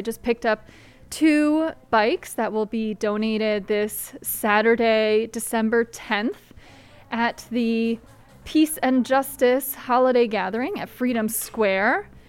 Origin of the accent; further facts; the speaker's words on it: Guilderland, New York, United States; I'm from Gilderland